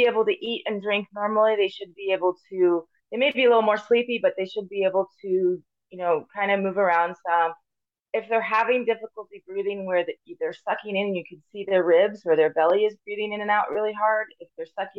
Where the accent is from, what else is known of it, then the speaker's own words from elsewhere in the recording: Paradise, California, United States; also born or lived in Davis, California / Ohio / Loma Linda, California / Missouri; I was born at UC Davis and grew up here in Paradise Chico area